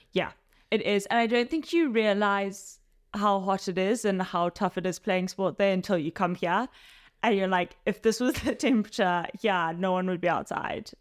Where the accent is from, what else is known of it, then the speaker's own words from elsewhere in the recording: Zimbabwe; moved away as an adult; now in London, United Kingdom; I originally grew up in Zimbabwe and now I'm living in London